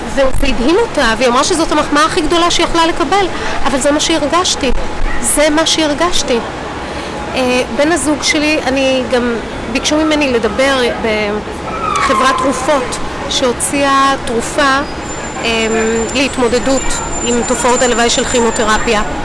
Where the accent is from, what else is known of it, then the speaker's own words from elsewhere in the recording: Rishon LeZion, Central District, Israel; also born or lived in Hadassim; ואנחנו מרמת אליהו